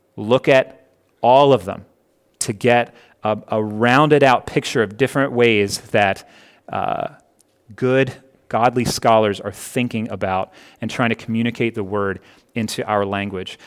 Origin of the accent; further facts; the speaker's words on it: Connecticut, United States; now in Hurricane, United States; I was born in Connecticut.